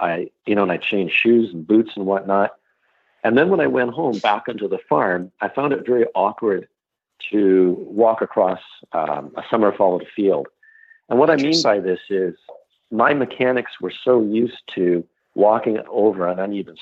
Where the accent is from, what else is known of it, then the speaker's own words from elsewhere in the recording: Canada; I'm Canadian